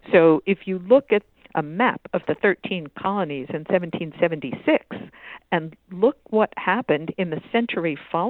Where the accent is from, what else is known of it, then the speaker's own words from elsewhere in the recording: Boston, Massachusetts, United States; the United Fruit Company, based in here in Boston, my hometown